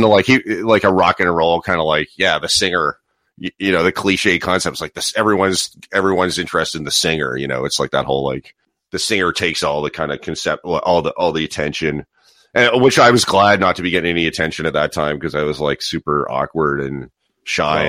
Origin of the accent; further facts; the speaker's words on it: Toronto, Ontario, Canada; moved away as an adult; also born or lived in Halifax, Nova Scotia; growing up in Ontario